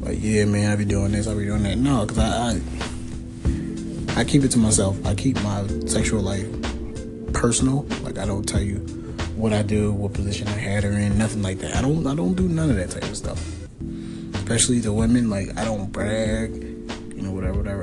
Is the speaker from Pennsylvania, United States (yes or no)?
yes; Philadelphia, Pennsylvania, United States; I'm from Philadelphia.